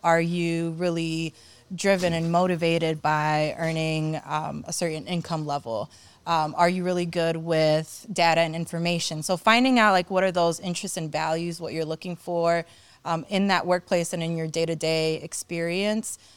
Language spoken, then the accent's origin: English; Cleveland, Ohio, United States; I came over in the early nineties. I was, um, a young child. I think I was, like, around my son's age, actually, like, seven or eight. Um, and when I got to Cleveland